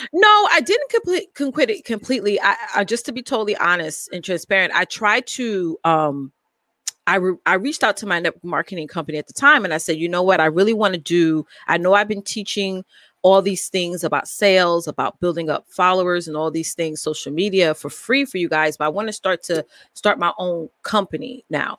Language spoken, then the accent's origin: English; New York, United States; I am from New York, uh, born and raised here in New York.